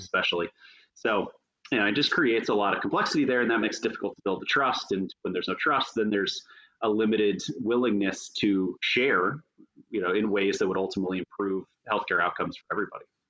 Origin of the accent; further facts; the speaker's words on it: Tampa, Florida, United States; moved away as an adult; also born or lived in North Carolina; I grew up in Florida. I spent the majority of that time in Tampa.